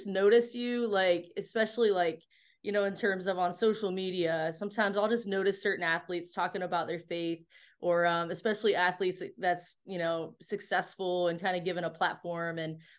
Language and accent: English; Venedosia, Ohio, United States; where I grew up in Ohio, there's a really small town called Venedosia. And that is the town I grew up in. And basically, it's a Welsh community.